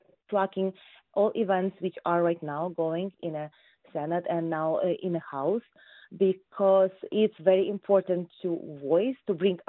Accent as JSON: {"language": "English", "country": "Ukraine", "also_born_or_lived": "Metro Detroit, United States", "moved": "yes", "lives_now": "Detroit, United States", "said": "as Ukrainian American voter"}